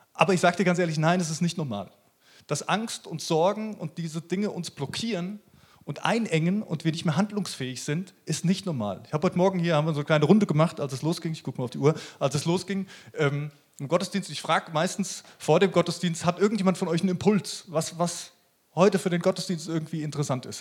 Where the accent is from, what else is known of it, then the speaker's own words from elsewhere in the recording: Germany; bei uns in Deutschland